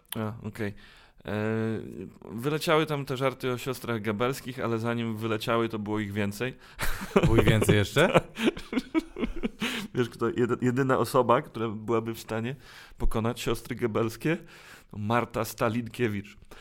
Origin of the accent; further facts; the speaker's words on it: Białystok, Podlaskie Voivodeship, Poland; u nas w Białymstoku